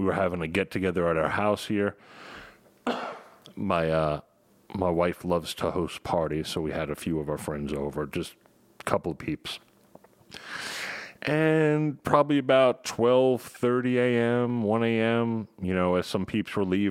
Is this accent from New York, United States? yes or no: yes; Long Island, New York, United States; accent: New York; It's my New York accent